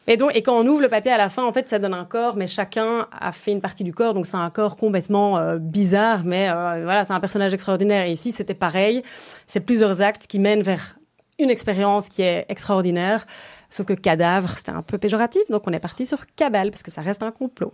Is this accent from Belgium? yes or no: yes; Brussels, Brussels-Capital Region, Belgium; also born or lived in Ghent; Je suis née le 19 juillet 1989. J'ai toujours vécu à Bruxelles